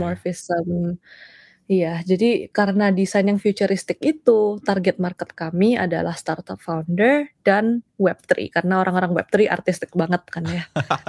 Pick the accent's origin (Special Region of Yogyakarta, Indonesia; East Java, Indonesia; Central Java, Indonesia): East Java, Indonesia; Surabaya; moved away as an adult; also born or lived in Los Angeles, United States; now in United States; Dulu lahir dan dibesarkan di Surabaya tapi pindah ke Amerika